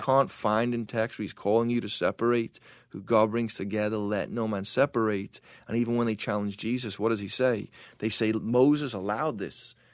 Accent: England, United Kingdom; now in United States; as an English person

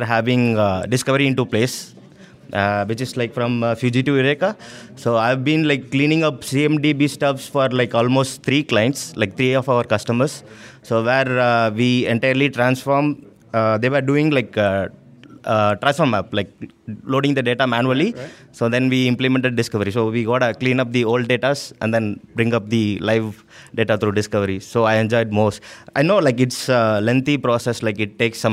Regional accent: Tamil Nadu, India; moved away as an adult; now in Toronto, Canada; Tamil Nadu, India

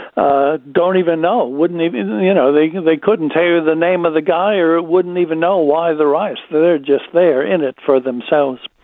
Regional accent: United States; moved away; It is my home country

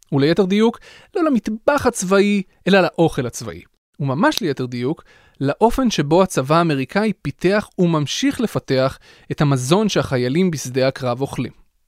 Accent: Israel

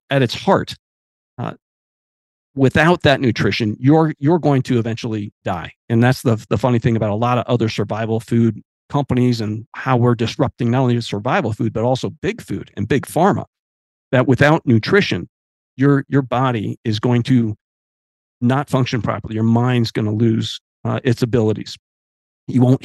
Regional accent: Olympic Peninsula, Pacific Northwest, Washington, United States; I grew up on the Pacific Northwest on the Olympic Peninsula

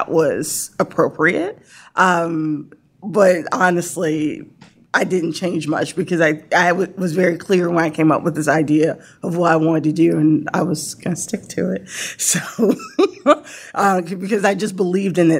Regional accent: Norfolk, Virginia, United States; I grew up in Norfolk

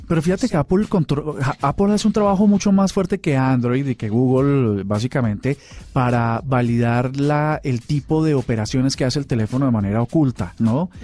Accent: Colombia; como colombianos

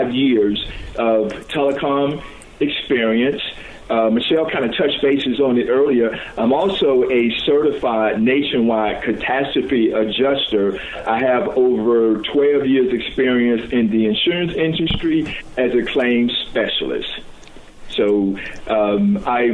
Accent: Chattanooga, Tennessee, United States; I was born in Chattanooga, raised up in the area of St. Elmo

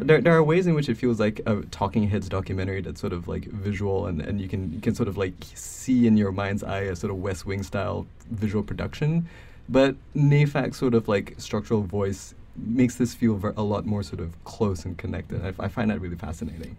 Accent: Malaysia; moved away as an adult; now in United States; I grew up in Malaysia until I was eighteen

